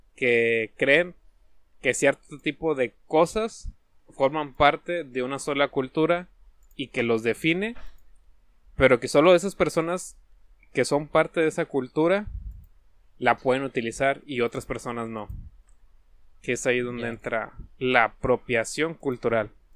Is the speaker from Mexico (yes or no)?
yes; Mexico; Nosotros, como mexicanos